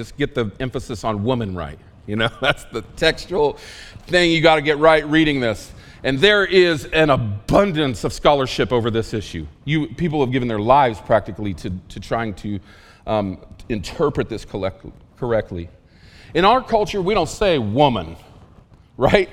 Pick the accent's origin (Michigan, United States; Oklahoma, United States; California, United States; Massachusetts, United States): Oklahoma, United States; rural; I learned English in rural Oklahoma